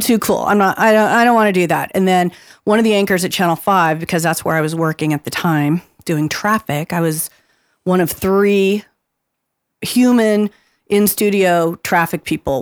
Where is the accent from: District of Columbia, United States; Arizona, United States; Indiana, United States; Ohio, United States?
Arizona, United States; Phoenix; I grew up in the West Valley before there was anything out there